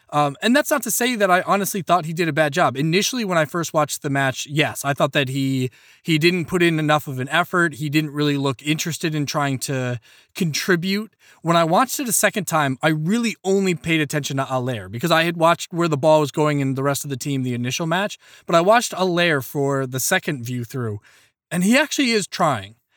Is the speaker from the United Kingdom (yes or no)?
no; Ireland; as an Irishman